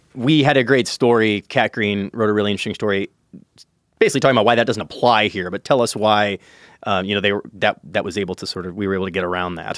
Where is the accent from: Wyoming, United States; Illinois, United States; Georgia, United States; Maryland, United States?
Illinois, United States; Chicago; my hometown, uh, the city of Chicago